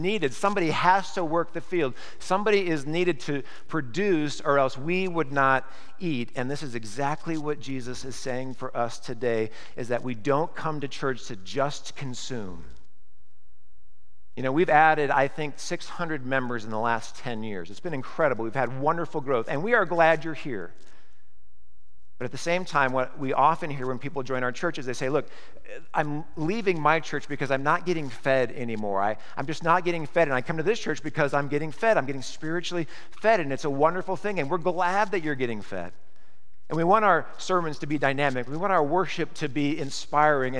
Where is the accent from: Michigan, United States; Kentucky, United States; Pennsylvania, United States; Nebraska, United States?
Nebraska, United States; moved away; I grew up in Nebraska, moved here in 1988